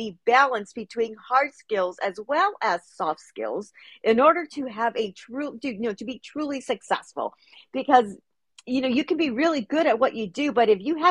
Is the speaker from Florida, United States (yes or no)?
no; Los Angeles, California, United States; I'm born and raised in Los Angeles